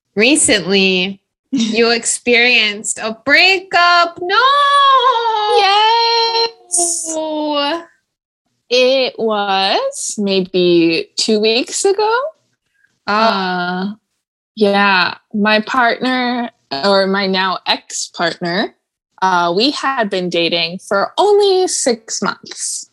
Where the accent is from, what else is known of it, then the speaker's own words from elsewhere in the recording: Ohio, United States; now in Nashville, United States; we're from Ohio